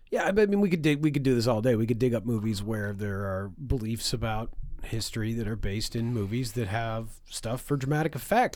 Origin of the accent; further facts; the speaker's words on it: River Hebert, Nova Scotia, Canada; my hometown of River Habart